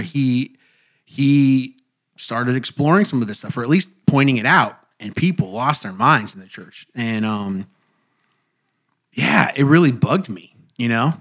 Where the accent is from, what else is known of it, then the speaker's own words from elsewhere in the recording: Indiana, United States; moved away; my pastor back home growing up in Indiana